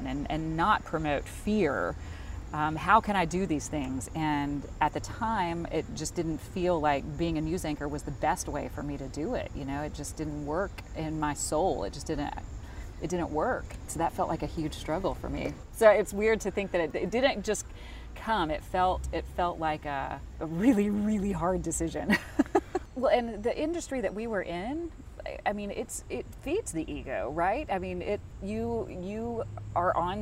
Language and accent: English; Charlotte, North Carolina, United States; an anchor in my hometown